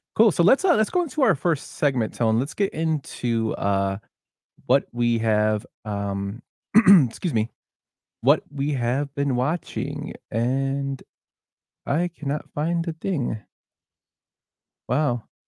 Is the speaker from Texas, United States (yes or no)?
no; Chicago, Illinois, United States; we're both from Chicago